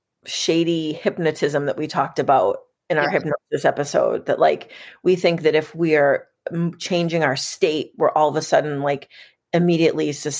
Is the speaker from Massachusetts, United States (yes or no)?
yes; Massachusetts, United States; we're from Massachusetts and I live in Boston, which is like title town, right?